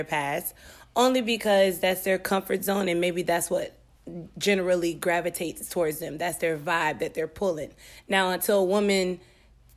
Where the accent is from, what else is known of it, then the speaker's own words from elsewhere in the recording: Apopka, Florida, United States; I'm born and raised in Apopka, Florida